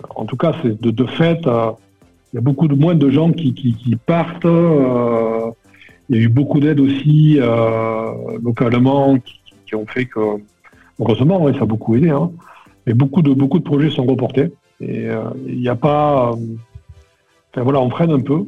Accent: Perpignan, Occitania, France; moved away; je suis originaire de Perpignan

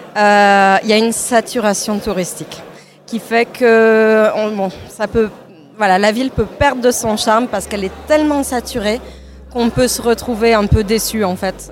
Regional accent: Toulouse, Occitania, France; moved away as an adult; now in Barcelona, Spain; je suis originaire de Toulouse

